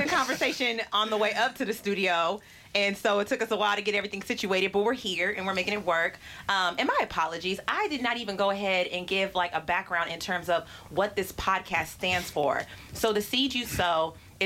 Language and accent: English; Pittsburg, California, United States; now in Oakland, United States; I am from Pittsburgh, California. That is Pittsburgh with no H because we do not hate. But I also reside in Oakland